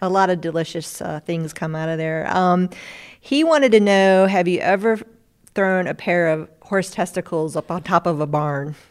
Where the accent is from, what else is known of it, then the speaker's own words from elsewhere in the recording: Asheville, North Carolina, United States; I'm from Asheville, North Carolina